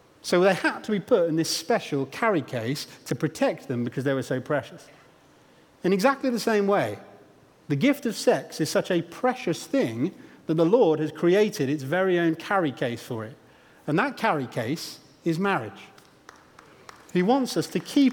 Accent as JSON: {"language": "English", "area": "Stamford, Bourne", "region": "East Midlands", "country": "United Kingdom", "tie": "born or raised there", "said": "when I was about 10 years old, I think, we moved house from Stamford to the aforementioned Bourne."}